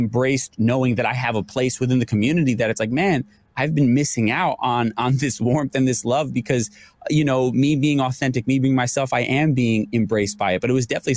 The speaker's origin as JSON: {"language": "English", "region": "New York", "country": "United States", "said": "I'm a New Yorker"}